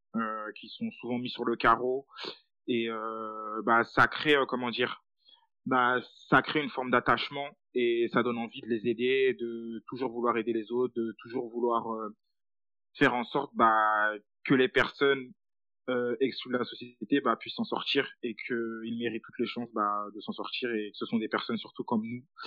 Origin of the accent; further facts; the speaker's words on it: Île-de-France, France; je suis originaire de banlieue